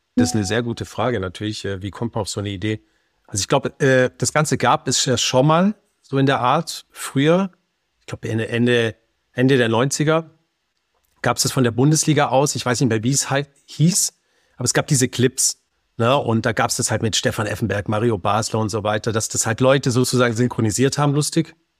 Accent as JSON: {"language": "German", "region": "Baden-Württemberg", "country": "Germany", "also_born_or_lived": "Berlin", "said": "bei uns halt jetzt Baden-Württemberg"}